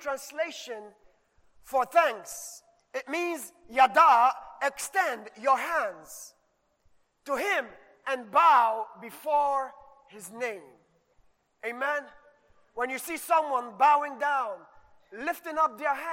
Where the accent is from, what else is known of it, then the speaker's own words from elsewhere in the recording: Ghana; moved away; growing up in Ghana, you know, we were taught how to give thanks